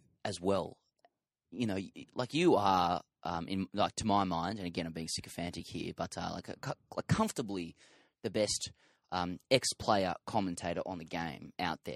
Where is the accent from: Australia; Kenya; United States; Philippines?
Australia; Sydney, New South Wales; I'm from Sydney.